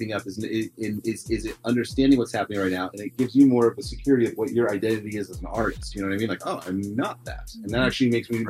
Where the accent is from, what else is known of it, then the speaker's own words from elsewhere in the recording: Richmond, Virginia, United States; I was from Richmond, Virginia. Yeah, that's correct.